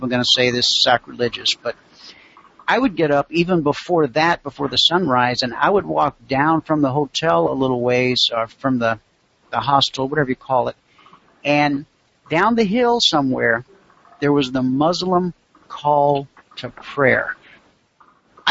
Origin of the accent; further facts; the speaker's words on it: United States; being born an American